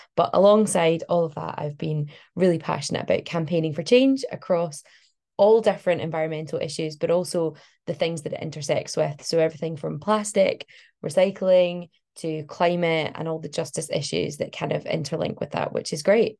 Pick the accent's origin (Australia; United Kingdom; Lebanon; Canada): United Kingdom; Glasgow, Scotland; moved away as an adult; Glasgow, which is where I'm from. So I was born in Glasgow, lived there for like most of my life. Um, and I've only just recently moved away.